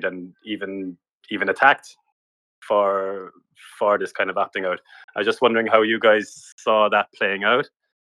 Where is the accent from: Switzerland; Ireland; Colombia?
Ireland; also born or lived in Australia; I've just come back from Australia after 4 years, and I'm from Ireland.